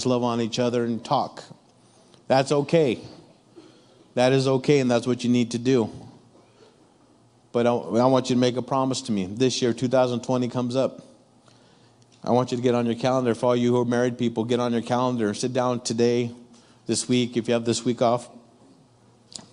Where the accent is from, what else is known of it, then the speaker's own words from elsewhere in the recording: Ontario, California, United States; growing up in my neck of the woods, Ontario, California